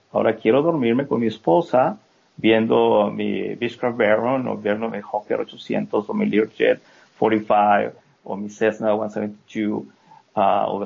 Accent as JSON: {"language": "Spanish", "country": "Mexico", "moved": "as an adult", "lives_now": "United States", "said": "cuando yo me vine de México a Estados Unidos salí corriendo porque me iban a meter a la cárcel"}